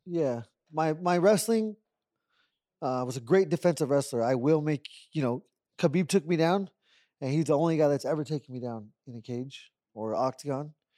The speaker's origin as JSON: {"language": "English", "town": "Tucson", "region": "Arizona", "country": "United States", "tie": "born or raised there", "said": "I'm half Mexican, and I was born in Tucson"}